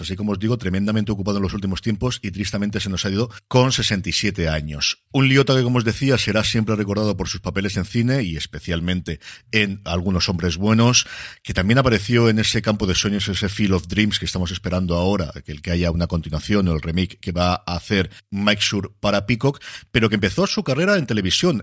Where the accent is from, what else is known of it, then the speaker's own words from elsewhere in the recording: Elche, Valencian Community, Spain; me tengo que quedar por aquí en mi tierra